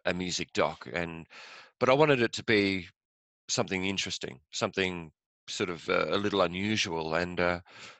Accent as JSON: {"language": "English", "region": "England", "country": "United Kingdom", "tie": "born or raised there", "also_born_or_lived": "west coast of Ireland", "moved": "yes", "said": "I grew up in England, went to school there"}